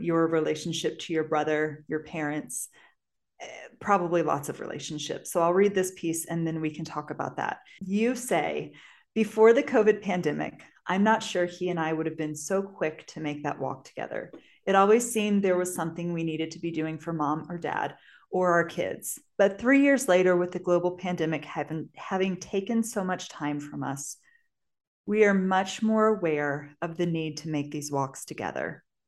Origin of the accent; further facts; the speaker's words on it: St. Peters, Missouri, United States; moved away as an adult; I grew up in Saint Peter's, Missouri, which is a suburb of Saint Louis, Missouri